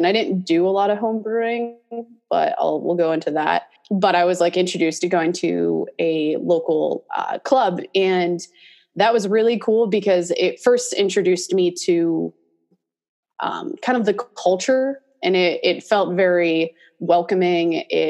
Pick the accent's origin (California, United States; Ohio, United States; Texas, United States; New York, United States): New York, United States; grew up in Western New York, coldest place I've ever lived, though I do love the snow, so it does make me miss it being down here now.